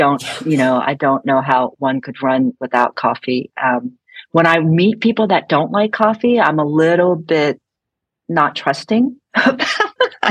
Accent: San Francisco, California, United States; I'm from San Francisco

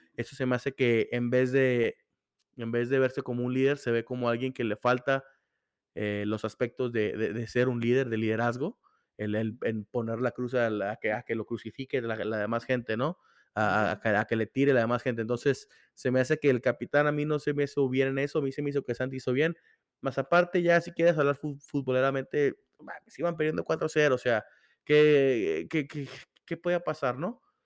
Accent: Torreón, Coahuila, Mexico; moved away as an adult; now in Ciudad Juárez, Mexico; yo nací, yo me crié en Torreón, vengo acá por motivos de estudios

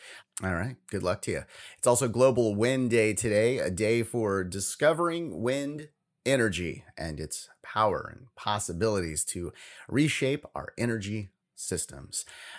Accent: California, United States; like in California today, here in my home state, we can actually take those masks off today.

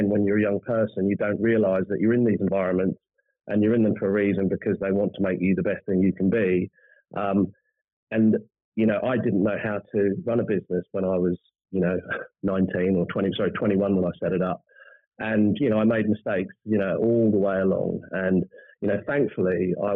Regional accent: New Zealand; moved away; I was born and bred in New Zealand

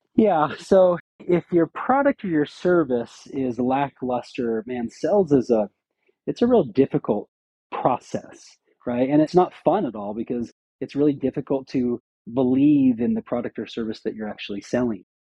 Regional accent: Syracuse, Utah, United States; I grew up in Syracuse, Utah, just a small pseudo farm area of Utah.

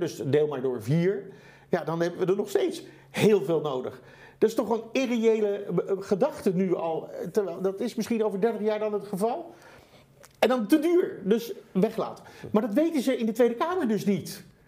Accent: Netherlands; Wij als Nederlanders, het land van de nou, wonderen

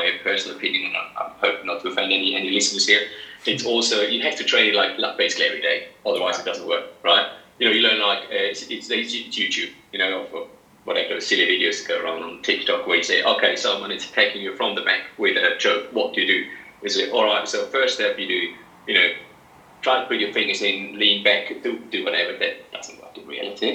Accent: Maienfeld, Graubünden, Switzerland; moved away as an adult; now in Sydney, Australia; in Mainfeld, in my hometown

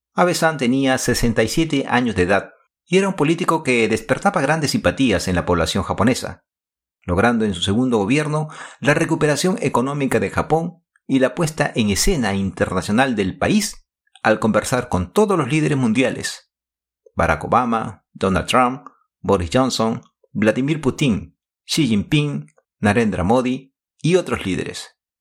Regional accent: Lima, Peru; now in Japan; En mi época de estudiante colegial, tuve la oportunidad de compartir aulas con Miguel Otaque, en ese entonces Colegio Nacional de Varones Federico Villarreal en Miraflores, Lima, Perú

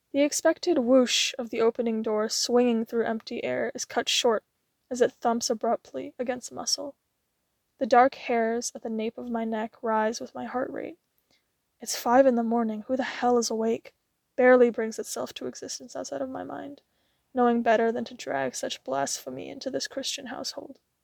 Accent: United States; I'm an Asian-American woman

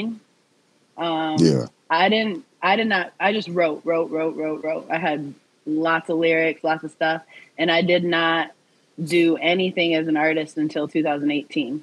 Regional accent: Saginaw, Michigan, United States; moved away as an adult; now in Detroit, United States; I'm from Saginaw, Michigan

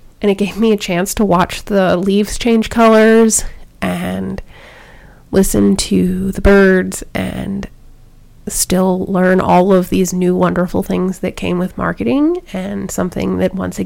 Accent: Baltimore, Maryland, United States; I grew up in Baltimore

